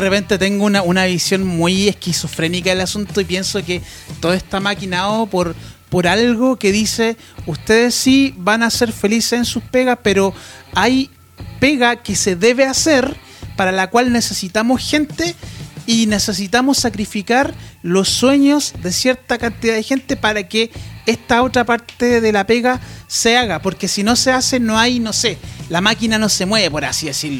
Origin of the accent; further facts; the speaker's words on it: Santiago, Santiago Metropolitan Region, Chile; also born or lived in Temuco; Yo nací en Santiago, pero viví en Temuco